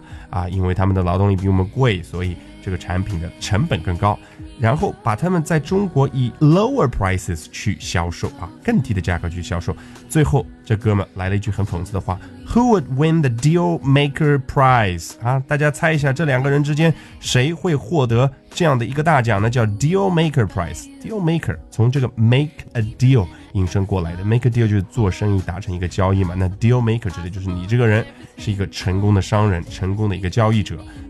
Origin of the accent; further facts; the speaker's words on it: Australia; 就变成了我们澳大利亚人的一个负担啊